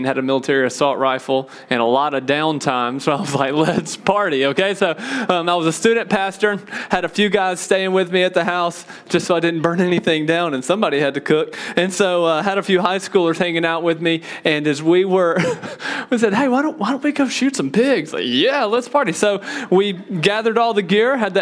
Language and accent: English; Mississippi, United States; Told you I grew up in Mississippi, okay? I'm a Mississippi boy